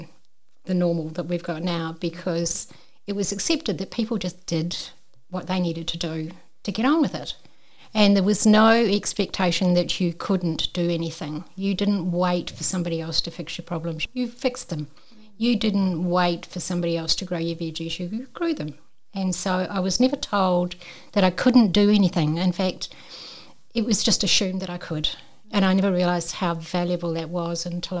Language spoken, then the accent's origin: English; New Zealand; accent: Kiwi; I'm a Kiwi, as you can probably tell by the accent